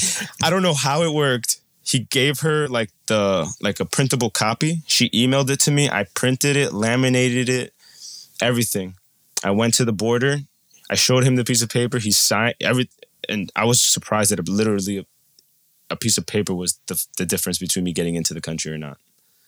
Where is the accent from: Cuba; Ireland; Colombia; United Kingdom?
Colombia; So my family, I'm from Colombia, and my biological father lives in Cali.